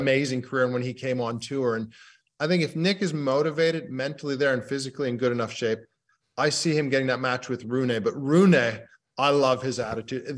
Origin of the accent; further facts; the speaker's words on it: United Kingdom; being a Brit